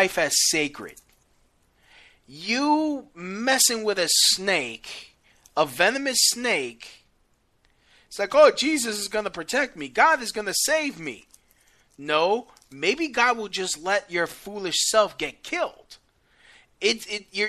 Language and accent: English; New York City, New York, United States; I'm a New Yorker, born and raised New Yorker. I love New York City